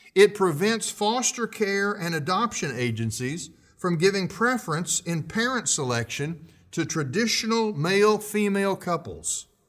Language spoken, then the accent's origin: English; United States; we still have constitutional rights as American citizens